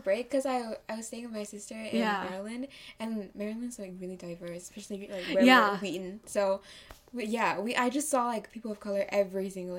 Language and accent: English; China; also born or lived in Singapore; Well, I was born in Singapore, and technically I'm half Malaysian, too. But then my parents are missionaries, so we went into China, and I spent the first 7 years of my life there